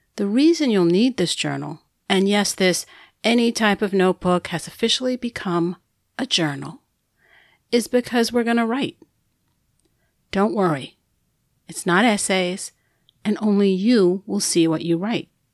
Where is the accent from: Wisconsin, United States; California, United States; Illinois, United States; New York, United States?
New York, United States; New York City; accent: New York; I'm a New Yorker there's an accent I'm supposed to have. Truthfully, I have it